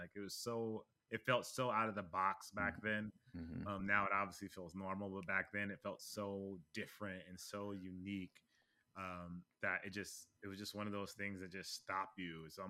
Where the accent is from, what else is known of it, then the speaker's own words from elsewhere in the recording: Los Angeles, California, United States; grew up in LA, for those that don't know about mm-hmm. California, but the Valley for those that know about LA.